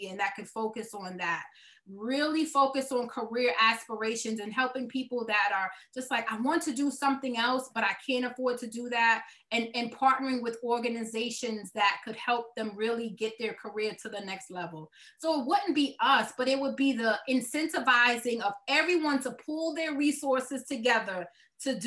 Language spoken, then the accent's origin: English; New York City, New York, United States; accent: Brooklyn; This is me with this Brooklyn accent